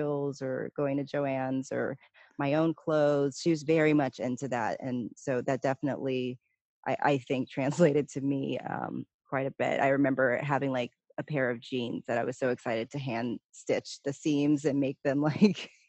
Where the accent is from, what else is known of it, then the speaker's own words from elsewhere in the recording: Palmdale, California, United States; also born or lived in Pasadena, California / Altadena, California; that's where we grew up, was Palmdale, Lancaster